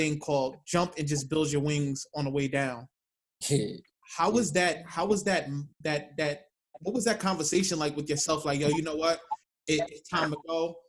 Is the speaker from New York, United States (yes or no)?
yes; New York City, New York, United States; now in Yonkers, United States; I've lived in New York my whole life. Mm-hmm. I grew up in the South Bronx, now I'm in Yonkers